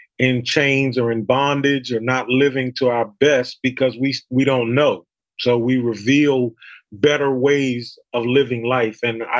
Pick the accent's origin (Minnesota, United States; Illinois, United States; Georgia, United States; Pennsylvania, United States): Pennsylvania, United States; Philadelphia; moved away as an adult; now in North Carolina, United States; I was born and raised in Philadelphia. I'm a diehard Philadelphian inside and out